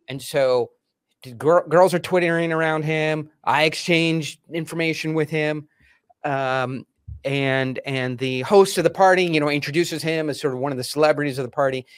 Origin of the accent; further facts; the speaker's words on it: Delaware, United States; we grew up in Delaware